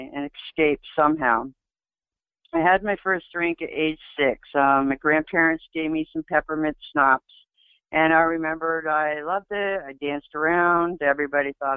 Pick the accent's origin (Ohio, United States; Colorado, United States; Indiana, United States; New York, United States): New York, United States; Adirondack Mountains; I was born and raised in the Adirondack Mountains